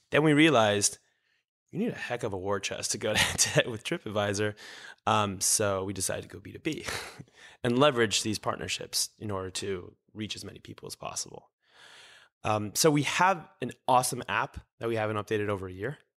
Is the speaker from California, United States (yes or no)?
no; New York, United States; also born or lived in Israel; me from israel to new york at nine months